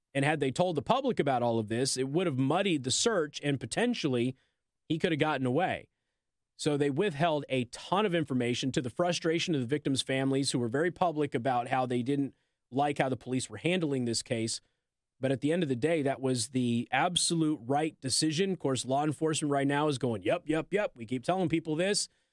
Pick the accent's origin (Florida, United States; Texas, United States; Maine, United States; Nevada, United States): Nevada, United States; Las Vegas; moved away; I'm from Las Vegas